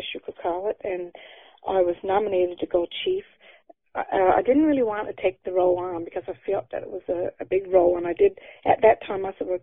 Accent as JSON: {"language": "English", "town": "Burgeo", "region": "Newfoundland and Labrador", "country": "Canada", "tie": "born or raised there", "said": "growing up in Burgio."}